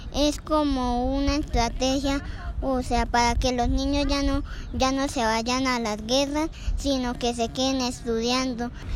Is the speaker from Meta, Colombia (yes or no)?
no; Santa Rosa del Sur, Bolívar, Colombia; de Santa Rosa del Sur, del departamento de Bolívar.